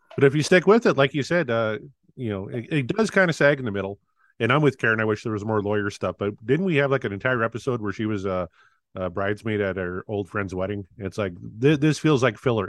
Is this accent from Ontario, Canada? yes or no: no; Weyburn, Saskatchewan, Canada; my hometown here of Weyburn, Saskatchewan